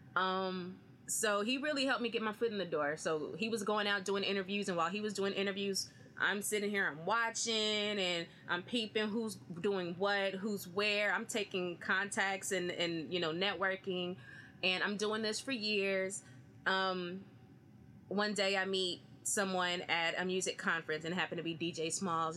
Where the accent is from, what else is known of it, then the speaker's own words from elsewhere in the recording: Austin, Texas, United States; I'm from Austin, Texas